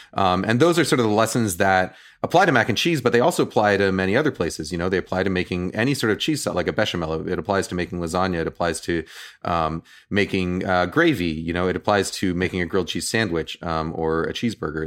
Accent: New York, United States; now in Bay Area, United States; I'm from New York

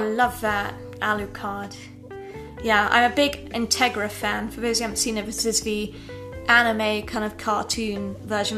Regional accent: England, United Kingdom; I grew up in England in a very aristocratic style background

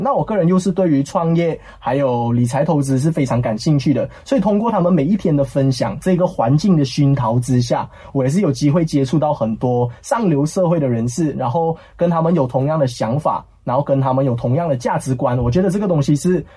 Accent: Kuala Lumpur, Malaysia; 我是一个吉隆坡男孩长大，在这边长大的

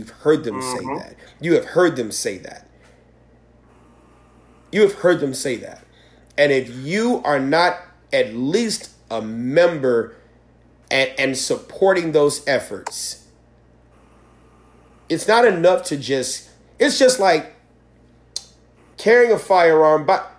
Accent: Michigan, United States; Yeah, no, we're from

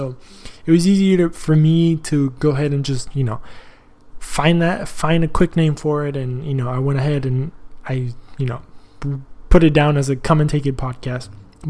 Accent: Texas, United States; also born or lived in Argentina; I was born in Argentina. I came here when I was 8 years old. But I was always fascinated with the history of Texas and the fact that we were our own country

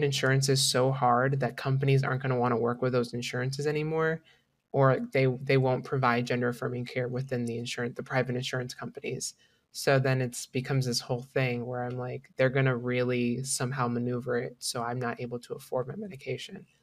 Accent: Florida, United States; born or raised there; moved away as an adult; also born or lived in Washington

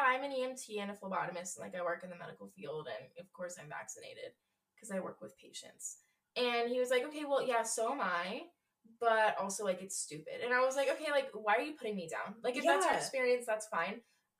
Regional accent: Colorado, United States; everyone was like, where are you guys from? Like, and we were like, Colorado.

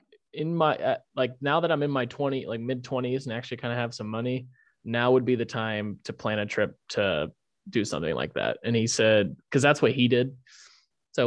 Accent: United States; As an American

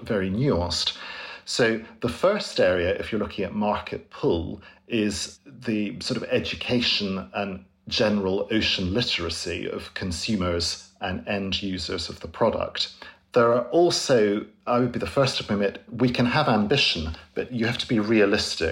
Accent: Scotland, United Kingdom; I grew up in Scotland

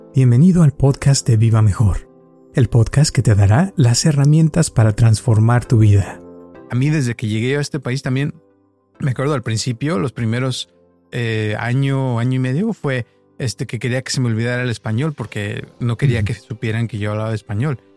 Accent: Guadalajara, Jalisco, Mexico; also born or lived in Costa Mesa, United States; now in United States; yo crecí en, de chico en Guadalajara, en una colonia muy pobre que se llamaba Santa Teresita

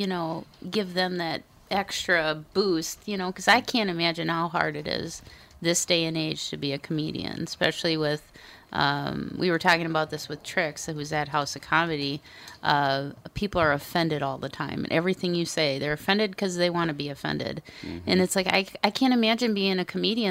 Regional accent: Minnesota, United States; I'm a Minnesotan.

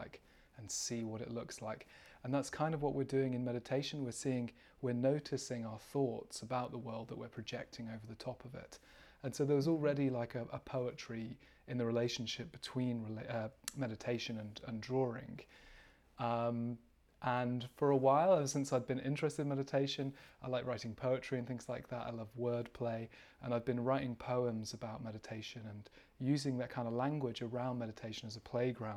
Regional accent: United Kingdom; I am from the UK, as you can probably tell by my accent.

